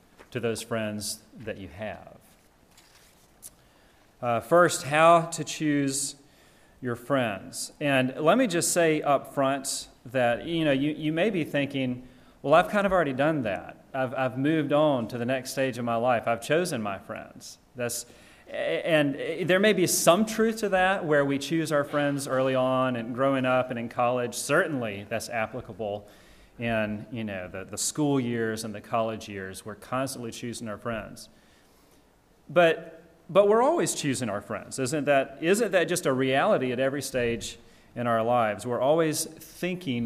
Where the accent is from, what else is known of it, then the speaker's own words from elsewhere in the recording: Georgia, United States; When I was growing up living in my parents' house, I'm from Georgia. I'm a deep South boy.